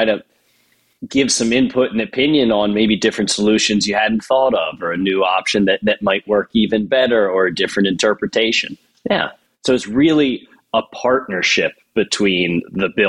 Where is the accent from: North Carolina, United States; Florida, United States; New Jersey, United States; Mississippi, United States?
New Jersey, United States; moved away as an adult; also born or lived in California / Seattle; now in Philadelphia, United States; I'm originally from New Jersey, and I'm based out of Philadelphia now.